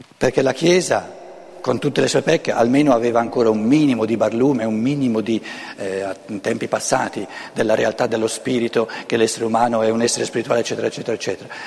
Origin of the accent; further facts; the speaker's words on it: Lombardy, Italy; first language Lombard; Italian is a second language; la mia lingua materna non è l'italiano, tra l'altro, il lombardo